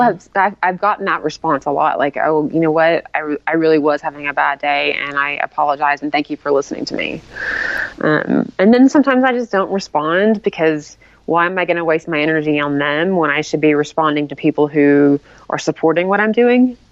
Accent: Tennessee, United States; now in Salt Lake City, United States; I'm from originally from Tennessee

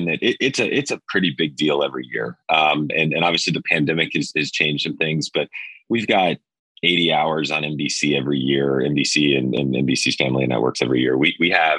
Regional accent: Atlanta, Georgia, United States; I grew up in Atlanta. I was in Atlanta in 96. I was a kid.

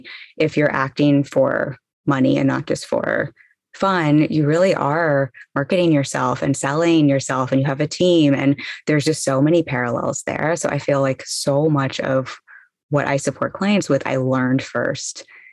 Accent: England, United Kingdom; born there; also born or lived in South Florida / Los Angeles; now in Brooklyn, United States; I was born in England, then moved to South Florida, went to college there, and then spent 10 years in Los Angeles

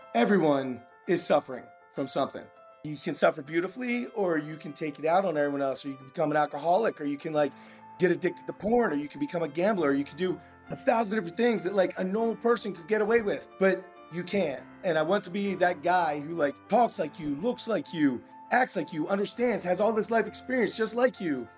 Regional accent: Maryland, United States; I'm from Maryland, born and bred from Maryland

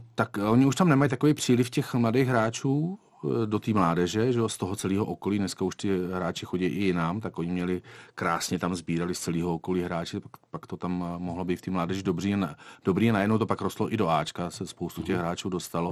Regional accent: Liberec, Liberec Region, Czechia; moved away as an adult; also born or lived in Bruntál / Beroun; now in Kuwait; já jsem vlastně se narodil v Bruntále a mm, já jsem dělal lyžování do té první círy než jsme se pak odstěhovali do Liberce

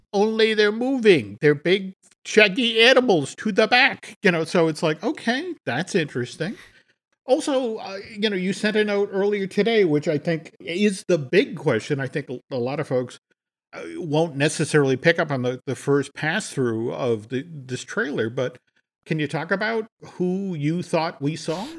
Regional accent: Massachusetts, United States; I grew up in Massachusetts

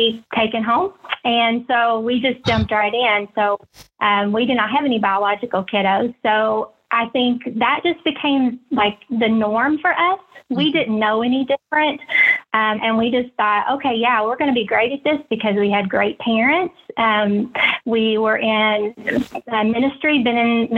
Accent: Anderson, Indiana, United States; I'm from Anderson, Indiana

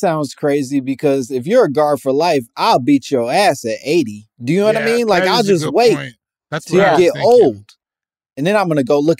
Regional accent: United States; as an American black person

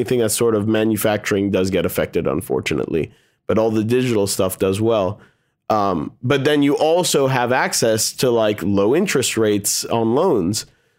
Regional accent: Bethesda, Maryland, United States; they have this big house that we grew up in Bethesda.

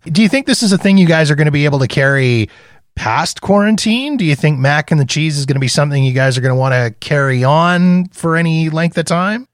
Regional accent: Canada; I'm Canadian.

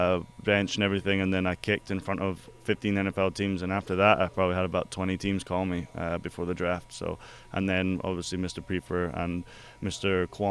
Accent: Scotland, United Kingdom; He knew I was from Scotland.

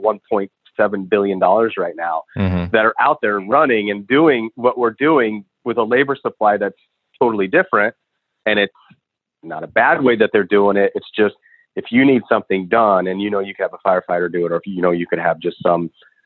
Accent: Chicago, Illinois, United States; I'm from Chicago originally.

